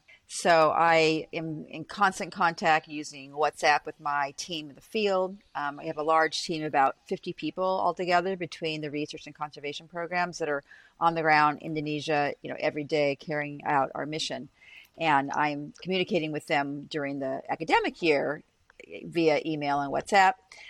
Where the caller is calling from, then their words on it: Boston, Massachusetts, United States; So I'm calling from Boston University, where I am a professor of biological anthropology as well as biology.